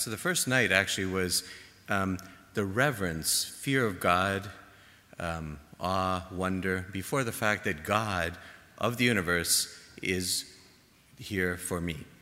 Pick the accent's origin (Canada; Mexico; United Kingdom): Canada; Toronto, Ontario; moved away; my home in Toronto